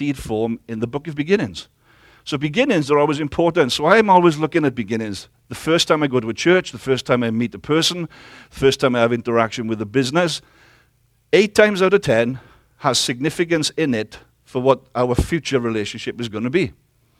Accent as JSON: {"language": "English", "area": "Welsh", "region": "Wales", "country": "United Kingdom", "accent": "Welsh", "said": "I am Welsh"}